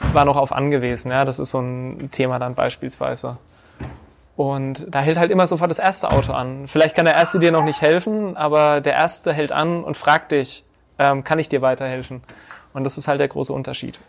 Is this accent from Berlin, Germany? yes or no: no; Bad Neustadt an der Saale, Bavaria, Germany; also born or lived in Hesse; ich komme aus Bad Neustadt an der Saale, bin hier auch geboren, bin hier zur Schule gegangen bis zur achten Klasse